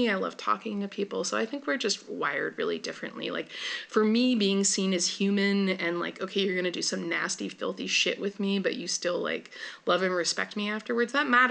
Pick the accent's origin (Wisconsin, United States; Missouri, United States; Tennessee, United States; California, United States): California, United States; Bay Area; moved away; also born or lived in Oakland; I'm from the Bay Area.